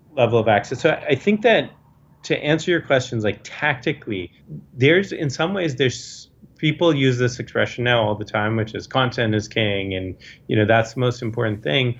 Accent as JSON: {"language": "English", "country": "United States", "tie": "born or raised there", "said": "growing up in America"}